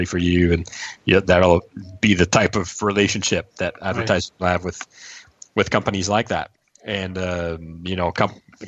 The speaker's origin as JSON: {"language": "English", "town": "Montreal", "region": "Quebec", "country": "Canada", "said": "we're from Montreal."}